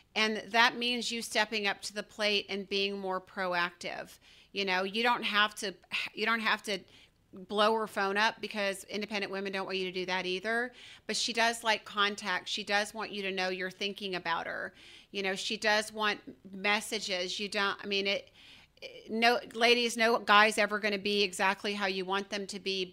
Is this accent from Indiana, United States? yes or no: no; Georgia, United States; I'm from Georgia